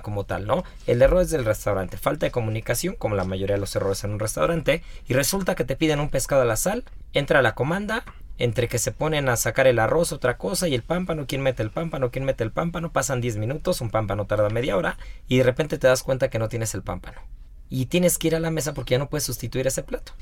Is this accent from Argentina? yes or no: no; Mexico; yo soy mexicano